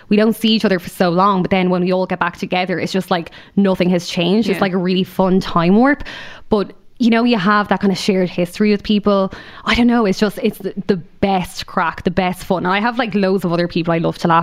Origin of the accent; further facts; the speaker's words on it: Waterford, Munster, Ireland; moved away; I grew up in Waterford City.